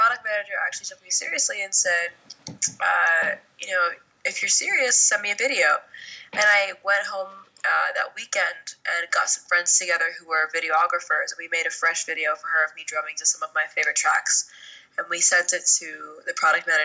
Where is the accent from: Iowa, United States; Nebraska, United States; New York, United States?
New York, United States; New York City; I grew up in New York City, and I was playing the drums since I was 11